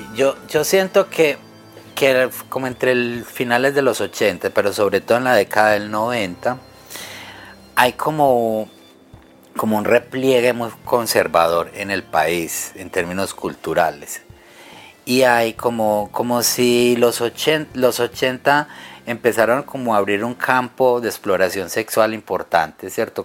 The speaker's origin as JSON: {"language": "Spanish", "town": "Caldas", "region": "Antioquia", "country": "Colombia", "said": "yo soy de, de Caldas, Antioquia, pues al suroeste de Medellín"}